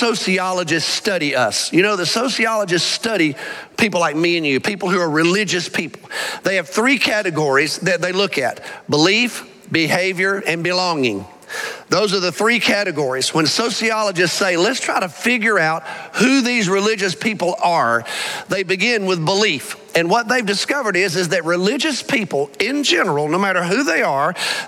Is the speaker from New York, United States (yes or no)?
no; Alabama, United States; now in Arlington, United States; I grew up in Alabama.